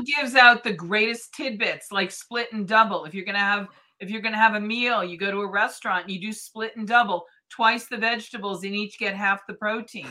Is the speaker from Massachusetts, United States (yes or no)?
yes; Boston, Massachusetts, United States; now in North Vancouver, Canada; I grew up in Boston